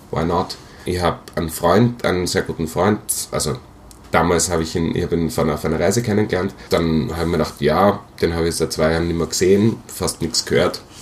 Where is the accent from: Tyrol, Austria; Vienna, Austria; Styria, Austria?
Styria, Austria; Graz; moved away; Speziell, also ich komme aus Graz, wird, glaube ich, nicht mehr nach Graz zurückgehen von meinem jetzigen Plan